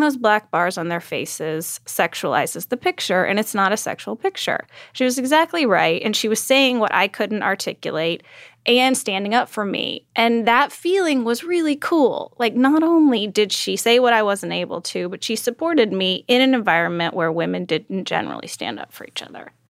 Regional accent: Texas, United States; I grew up in Texas

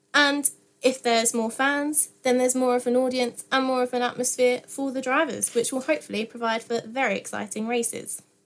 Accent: Essex, East of England, United Kingdom; I'm from Essex

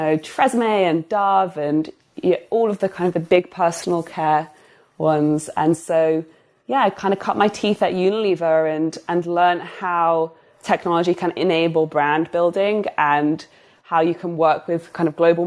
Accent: United Kingdom

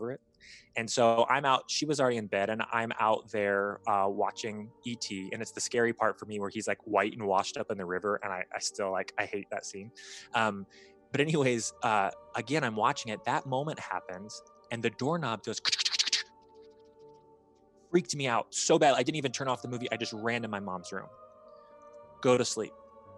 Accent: Bloomington, Indiana, United States; when I was about 7, maybe like 6, my mom and I had moved from Northern Indiana to Bloomington, Indiana

